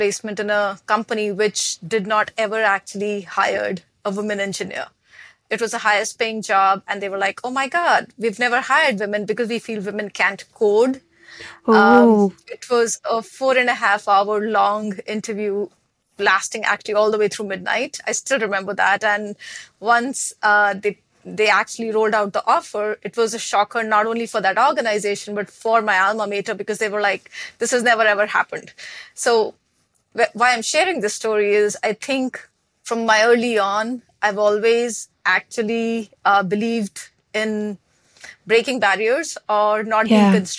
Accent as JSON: {"language": "English", "town": "New Delhi", "region": "Delhi", "country": "India", "tie": "born or raised there", "moved": "as an adult", "lives_now": "United States", "said": "I was born in New Delhi, capital city of India, had very humble beginnings"}